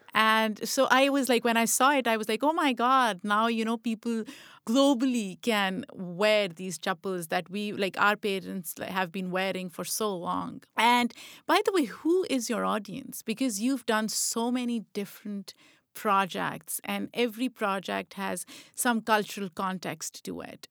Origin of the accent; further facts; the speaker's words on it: Lahore, Punjab, Pakistan; also born or lived in Rawalpindi; Lahore, where I grew up